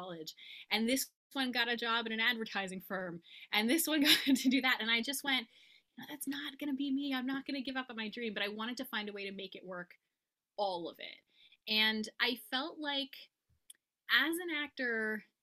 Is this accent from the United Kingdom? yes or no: no; Montreal, Quebec, Canada; now in Napanee, Canada; I'm originally from Montreal, Quebec in Canada. And now I'm actually living in another province in Canada in a little town called Napanee, Ontario